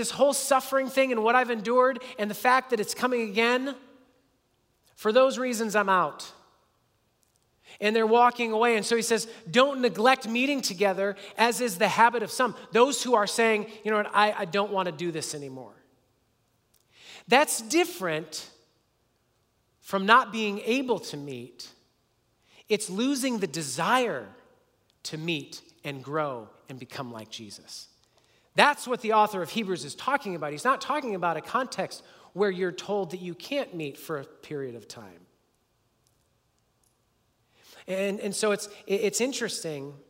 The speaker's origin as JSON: {"language": "English", "country": "United States", "said": "as an American"}